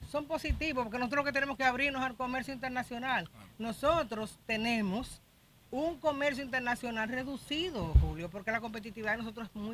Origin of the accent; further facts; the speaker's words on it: Dominican Republic; Nosotros somos dominicanos, ¿eh?